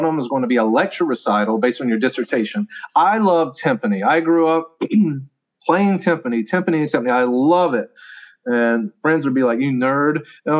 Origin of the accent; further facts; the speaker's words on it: Southeast, United States; I came from the Southeast. I went to Tennessee.